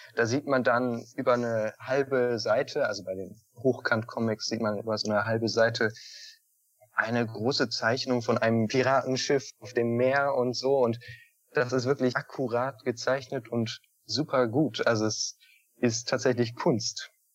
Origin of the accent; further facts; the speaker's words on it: Northern Germany, Germany; Ich komme nämlich aus dem Norden.